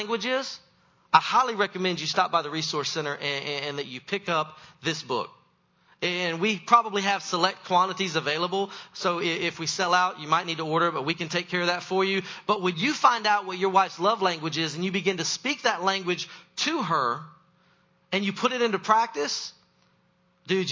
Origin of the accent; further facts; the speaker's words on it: the South, United States; I was raised in the South